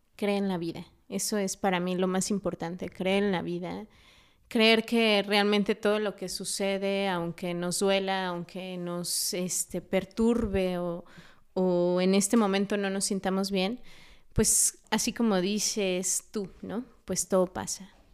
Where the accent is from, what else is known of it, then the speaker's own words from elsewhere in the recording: Mexico City, Mexico; now in Dolores Hidalgo, Mexico; Yo hace poquito estaba en Ciudad de México, eh, yo nací allá, eh, he vivido en Dolores dos años, me fui a Ciudad de México dos años, regreso a Dolores.